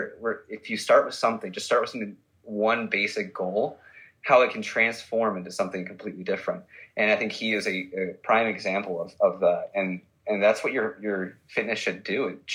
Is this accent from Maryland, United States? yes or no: no; Buffalo, New York, United States; I'm from Buffalo, and Josh Allen is our quarterback.